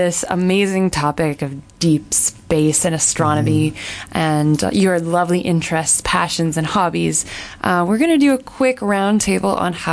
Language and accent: English; Canada; I'm Canadian